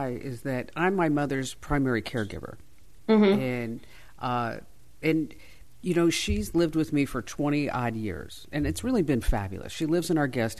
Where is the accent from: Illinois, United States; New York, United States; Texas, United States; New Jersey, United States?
New Jersey, United States; I grew up in New Jersey